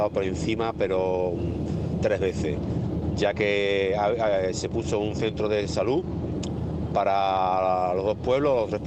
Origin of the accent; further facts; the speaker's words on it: Niebla, Andalusia, Spain; Yo soy de Niebla